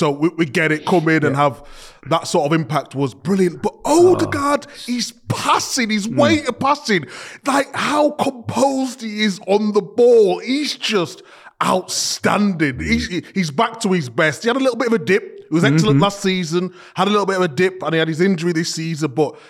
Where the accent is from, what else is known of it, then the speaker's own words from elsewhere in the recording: Leeds, Yorkshire and the Humber, United Kingdom; born there; And I was born in Leeds, so they had the Leeds.